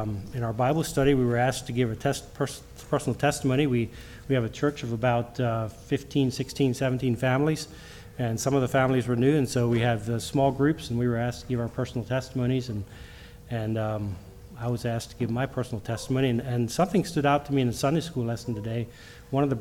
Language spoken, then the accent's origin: English; Lancaster County, Pennsylvania, United States; I grew up in Lancaster County